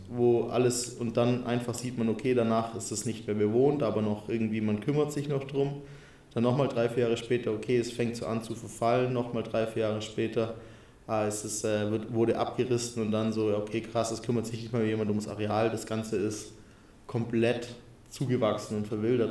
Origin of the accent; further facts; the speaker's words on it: Allgäu / Unterallgäu, Bavaria, Germany; moved away; meine Heimatregion